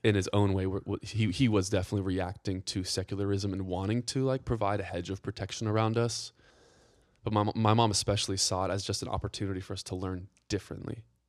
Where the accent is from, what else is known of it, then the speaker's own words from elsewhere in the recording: Atlanta, Georgia, United States; also born or lived in Carnesville, Georgia; I'm from Atlanta. Yep. I, I grew up outside the city first ten years, and then my dad wanted land, and so he moved the entire family up to Northeast Georgia